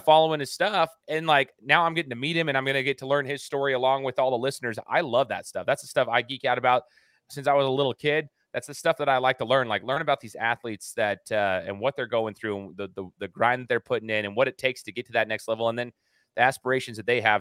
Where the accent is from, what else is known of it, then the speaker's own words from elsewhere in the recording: Idaho, United States; Where I reside is in Idaho, right? I'm from Idaho